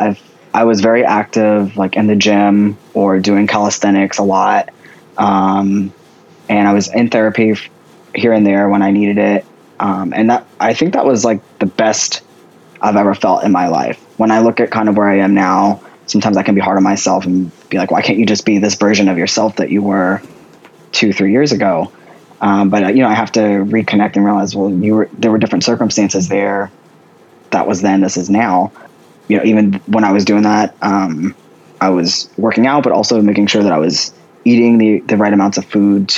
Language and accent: English; just outside of New Orleans, Louisiana, United States; also born or lived in Washington State; I grew up in Louisiana, just outside of New Orleans